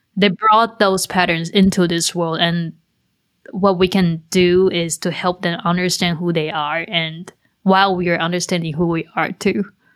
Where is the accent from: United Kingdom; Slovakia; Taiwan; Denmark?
Taiwan; moved away; I grew up in Taiwan and it's a country where, so we, we have a culture that we believe in karma